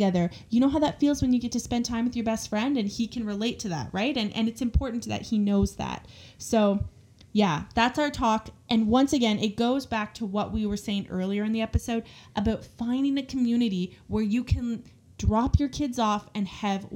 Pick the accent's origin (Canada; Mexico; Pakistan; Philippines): Canada; We are Canadian